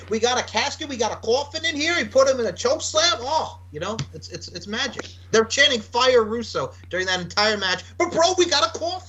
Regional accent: Long Island, New York, United States; No, because we're both Long Islanders, bro, because we talk like that. He's from Long Island. I'm from Long Island.

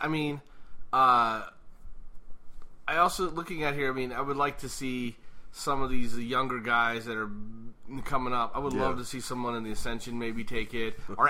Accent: Ireland; being an Irish guy

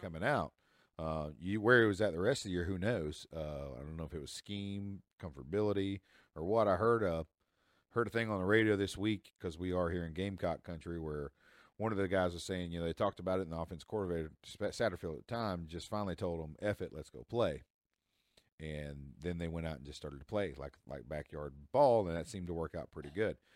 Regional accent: Tennessee, United States; This is my home state

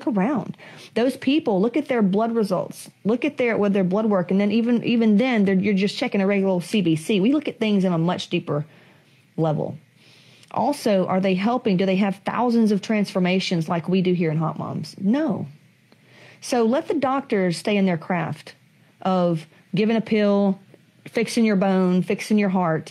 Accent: the South, United States; I come from Southerners

